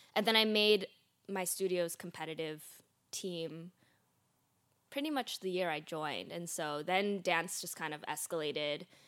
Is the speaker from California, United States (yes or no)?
yes; Oakland, California, United States; in Oakland, California, where I was born